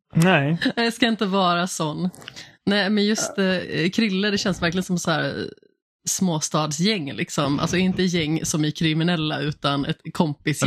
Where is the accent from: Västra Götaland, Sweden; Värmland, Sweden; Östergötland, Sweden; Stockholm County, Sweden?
Västra Götaland, Sweden; Alingsås; Jag är ju från Allingsås